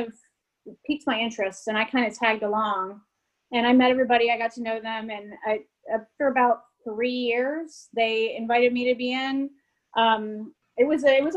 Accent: Cincinnati, Ohio, United States; I'm from Cincinnati. So I think you just grew up with baseball in your veins.

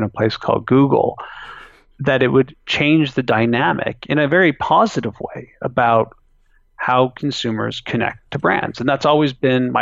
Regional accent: Canada; I still live where I was born

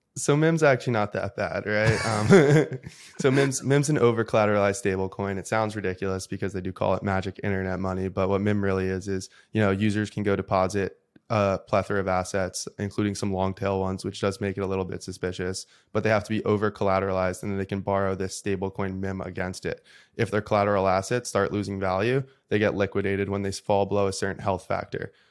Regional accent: United States; as an American and as, like, a patriot

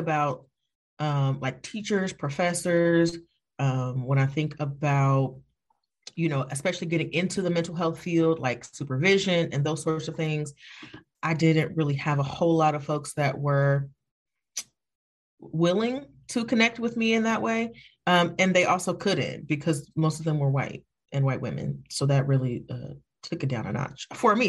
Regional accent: Evanston, Illinois, United States; I'm from Evanston. Y'all gonna get all of this Evanston

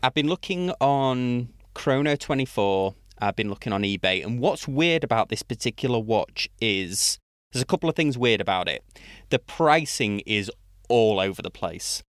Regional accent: United Kingdom; being British

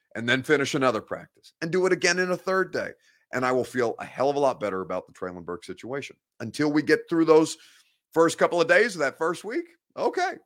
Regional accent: Evansville, Indiana, United States; now in Nashville, United States; I'm from Evansville, Indiana.

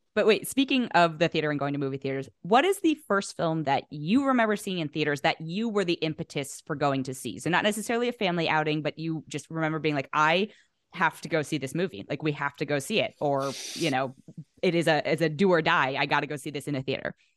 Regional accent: the Bay Area, California, United States; moved away as an adult; also born or lived in New York; now in Los Angeles, United States; I'm from the Bay

